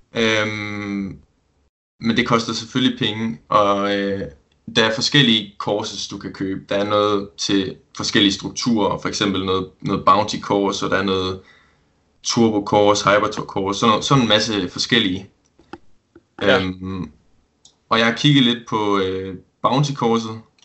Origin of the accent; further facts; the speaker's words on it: Esbjerg, Southern Denmark, Denmark; Jeg er 20 år gammel, og så kommer jeg fra Esbjerg